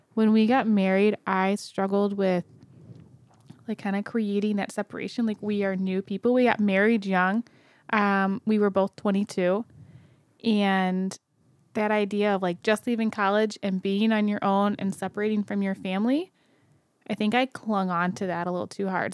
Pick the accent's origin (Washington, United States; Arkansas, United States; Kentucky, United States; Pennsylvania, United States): Kentucky, United States; I was born in Kentucky